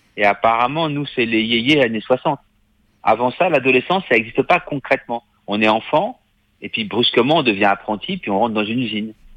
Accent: Paris, Île-de-France, France; je suis de Paris

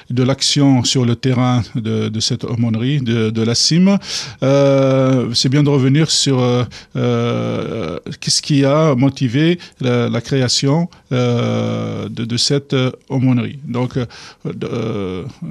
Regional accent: Kabylie, Algeria; moved away as an adult; now in France; quand je suis arrivé d'Algérie

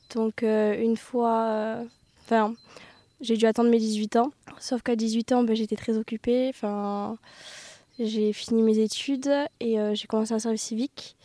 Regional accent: Pau, Nouvelle-Aquitaine, France; je suis originaire de Pau

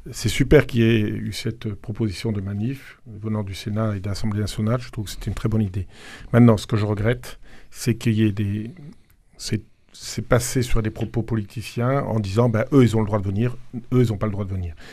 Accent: France; On est tous des Français, on est tous euh, pour une démocratie et pour le respect de valeurs.

